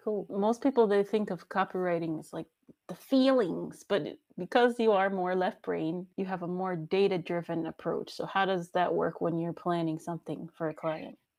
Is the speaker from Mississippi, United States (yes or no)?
no; Washington, District of Columbia, United States; moved away as an adult; now in Germany; somebody from my hometown area, DC